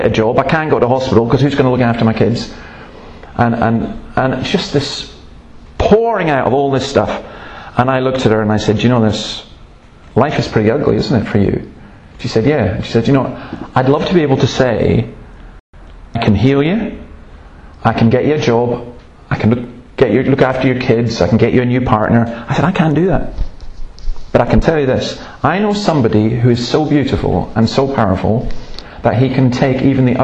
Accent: Scotland, United Kingdom; I'm Scottish

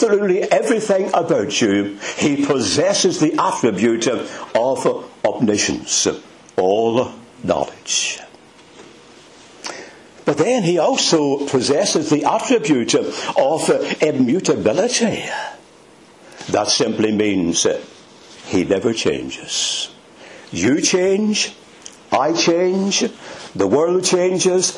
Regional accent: Belfast, Northern Ireland, United Kingdom; I'm not Scottish. I was brought up in the city of Belfast

